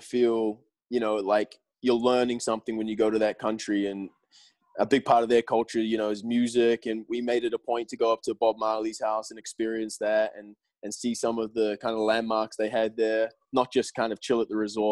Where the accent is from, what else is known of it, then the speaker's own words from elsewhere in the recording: New Zealand; also born or lived in Plymouth, England; Being English, born in England, down in Plymouth. And then my family obviously moving out to New Zealand when I was a young kid